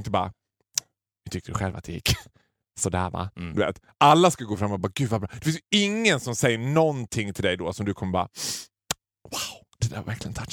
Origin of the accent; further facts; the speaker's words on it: Borlänge, Dalarna County, Sweden; har jag liksom basunerat ut att jag kommer från Borlänge.